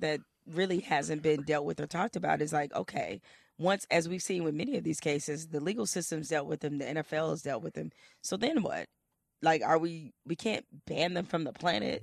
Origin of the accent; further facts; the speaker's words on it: Detroit, Michigan, United States; I'm from Detroit